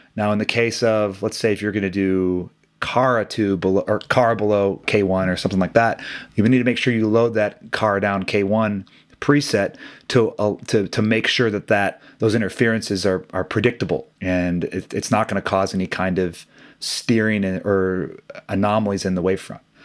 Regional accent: Midwest, United States; growing up in the Midwest, I played hockey as a kid

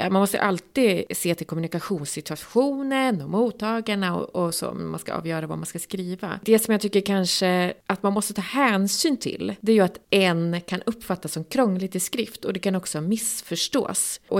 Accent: Gävle, Gävleborg County, Sweden; det vet jag för jag kommer ju från Gävle.

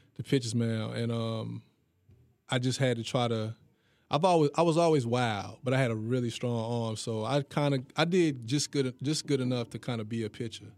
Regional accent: Hendersonville, North Carolina, United States; Growing up in Hendersonville, man, I don't know, like, it's a small city

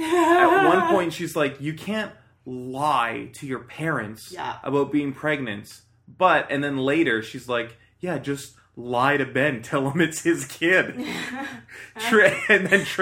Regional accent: Canada; because we're Canadian.

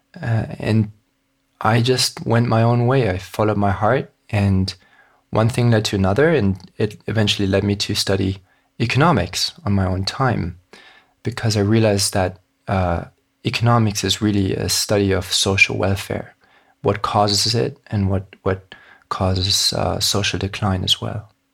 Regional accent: Hong Kong; I was born and raised in Hong Kong

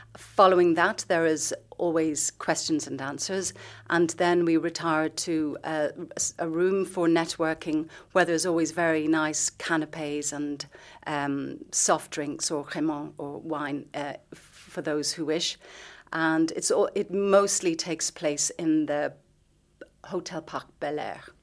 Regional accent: Dublin, Leinster, Ireland; moved away as an adult; now in Luxembourg; I'm from Dublin

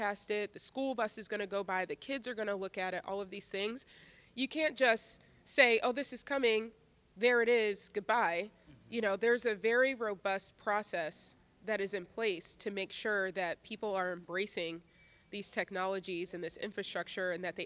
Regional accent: Philadelphia, Pennsylvania, United States; I was born and raised in Philadelphia

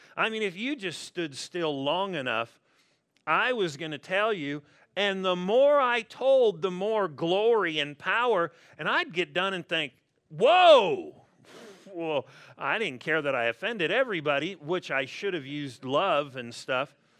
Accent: La Verne, California, United States; also born or lived in Pasadena; born and raised in Southern California

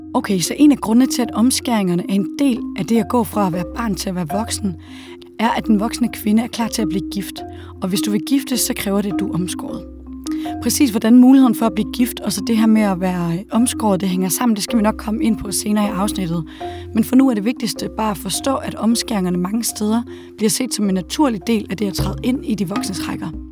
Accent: Denmark; hjemme i Danmark

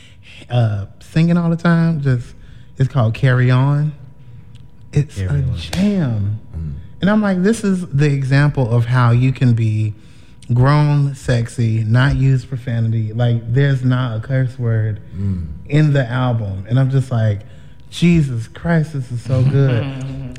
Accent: Chicago, Illinois, United States; I'm from Chicago, 30

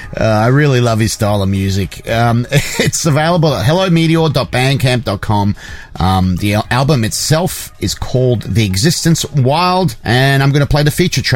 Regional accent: Australia; I grew up in Australia

